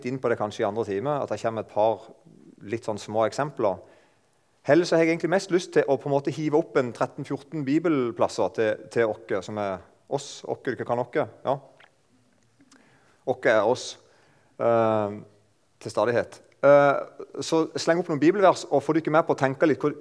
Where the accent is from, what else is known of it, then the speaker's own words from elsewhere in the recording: Eiken, Agder, Norway; jeg kommer fra Eiken. Der snakker de ca. sånn som meg. Jeg er ikke sånn veldig flink til å holde på dialekten.